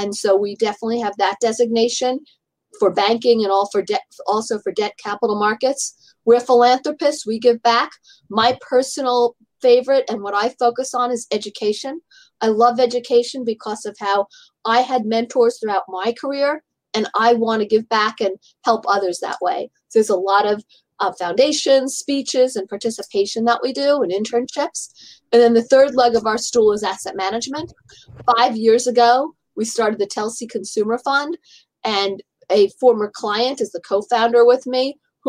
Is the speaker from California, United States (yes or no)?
no; New York City, New York, United States; I grew up in Manhattan, and actually my family lived in the same apartment building as Ron